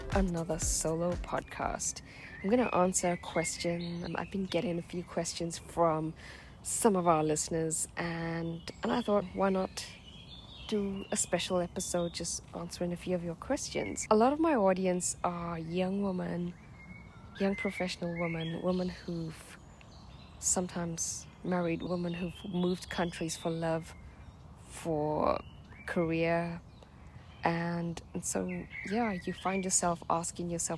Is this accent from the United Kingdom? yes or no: no; Durban, KwaZulu-Natal, South Africa; moved away; I grew up in South Africa in a small town called Durban